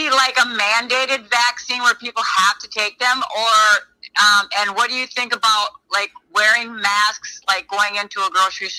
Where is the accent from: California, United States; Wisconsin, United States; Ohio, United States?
Wisconsin, United States; Well, I'm from Wisconsin, yes.